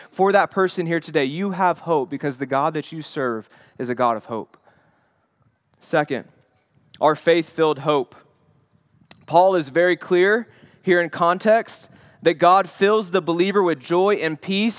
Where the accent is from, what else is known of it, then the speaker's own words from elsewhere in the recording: the Bible Belt, United States; my childhood was growing up in the Bible Belt